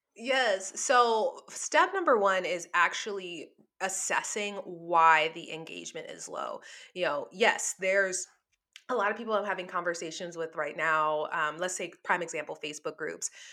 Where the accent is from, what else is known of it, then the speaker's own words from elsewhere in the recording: New Orleans, Louisiana, United States; moved away; I'm from New Orleans, so, you know, casinos are, like, part of our life down there